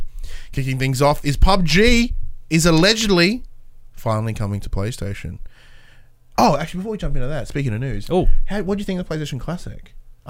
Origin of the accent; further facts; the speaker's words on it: Australia; I'm Australian